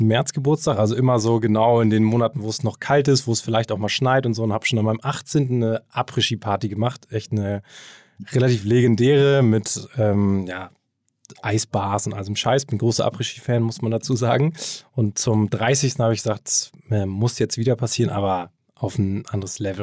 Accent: Hamburg, Germany; also born or lived in Kiel; ich bin ähm, gebürtiger Hamburger, bin hier aufgewachsen, äh, zur Schule gegangen

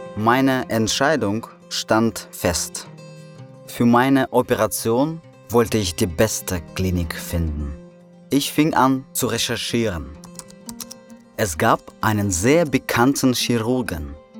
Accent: Russia; German is a second language; moved away as an adult; now in Berlin, Germany; Januar 1993, Russland. Ich lebe in einer Provinzstadt

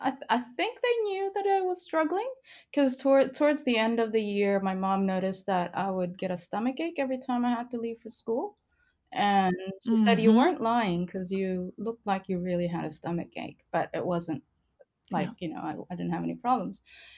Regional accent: Indonesia; also born or lived in Canada; But I was born in Canada, but my dad is Indonesian Chinese. So Indonesian nationality, Chinese ethnicity. And my mother is Japanese. And so my citizenship is Canadian, but when I was 3 and a half, we moved to Indonesia

